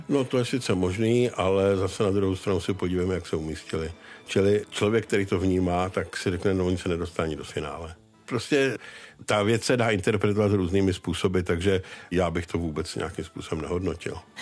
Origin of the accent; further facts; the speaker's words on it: Czechia; my jako Češi